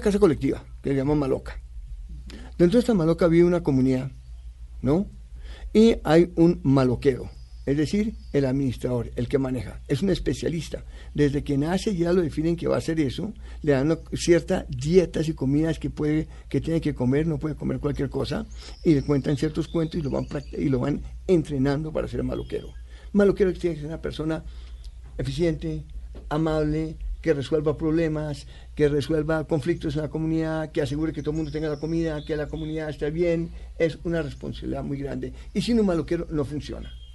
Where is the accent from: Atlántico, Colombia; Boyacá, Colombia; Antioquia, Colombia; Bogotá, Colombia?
Bogotá, Colombia; also born or lived in United States; Así llegamos y vivimos, yo viví eh, hasta los 19 años dentro del campus.